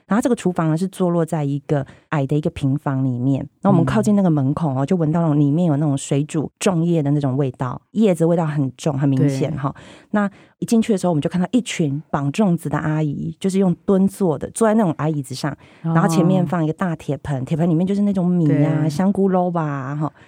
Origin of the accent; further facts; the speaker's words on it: Tainan, Taiwan; 我因为台南小孩，就是一定是吃南部粽